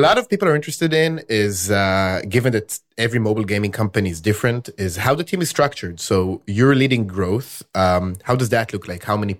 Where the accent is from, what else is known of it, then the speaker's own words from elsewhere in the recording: Tel Aviv, Tel Aviv District, Israel; also born or lived in New York; I lived in the US for some time in New York. And also now, looking at, I'm from Tel Aviv.